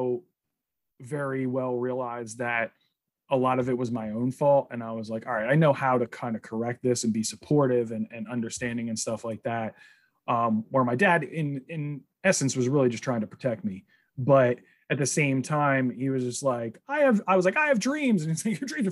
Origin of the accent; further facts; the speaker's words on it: New Jersey, United States; I grew up in Jersey.